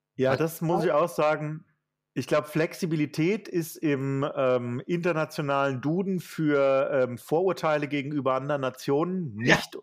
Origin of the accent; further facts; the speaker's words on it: Germany; ich selbst auch als Deutscher